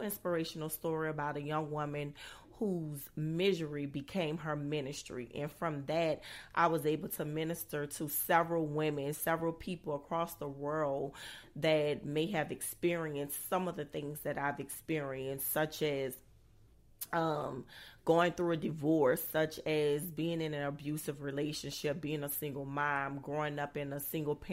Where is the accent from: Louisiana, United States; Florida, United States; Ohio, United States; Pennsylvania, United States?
Louisiana, United States; New Orleans; I'm originally from New Orleans, Louisiana